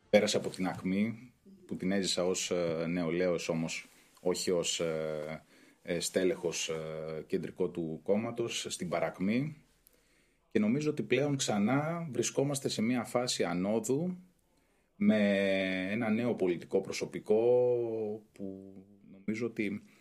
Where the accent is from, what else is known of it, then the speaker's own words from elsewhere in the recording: Greece; μεγάλωσα στην Καποδιστρίου που ήταν η ετεροδημότες του Πασόκ ε, και εκεί πέρα ζήσαμε πολλές έτσι, ωραίες στιγμές.